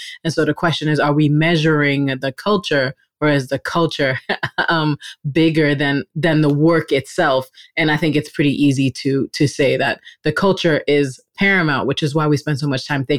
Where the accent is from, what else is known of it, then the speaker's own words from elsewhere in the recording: New York, United States; I'm from New York, which is the concrete jungle for sure.